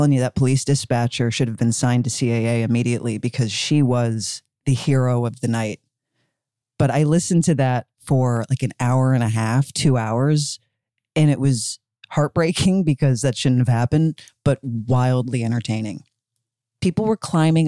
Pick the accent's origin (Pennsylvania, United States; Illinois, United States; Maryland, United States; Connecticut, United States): Pennsylvania, United States; Philadelphia; born or raised there